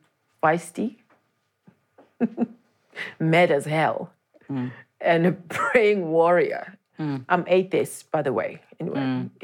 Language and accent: English; Daleside, Gauteng, South Africa; born or raised there